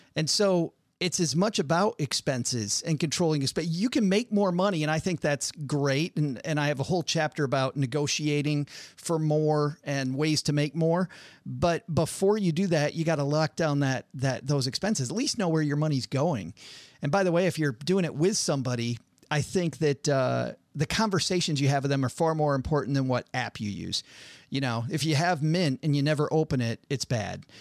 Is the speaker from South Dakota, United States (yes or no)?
no; Detroit, Michigan, United States; I'm from Detroit